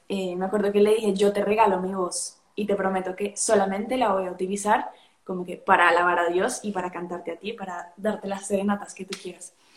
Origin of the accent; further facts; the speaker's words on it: Colombia; moved away as an adult; also born or lived in Spain / Boston; now in Madrid, Spain; soy de Colombia, nací en Colombia, Em, estudié en España, después me fui a Boston a vivir un año y ahorita estoy de vuelta en Madrid